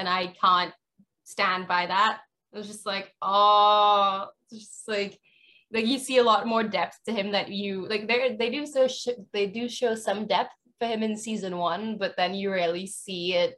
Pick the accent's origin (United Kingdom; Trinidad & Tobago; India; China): Trinidad & Tobago; I'm from Trinidad and Tobago.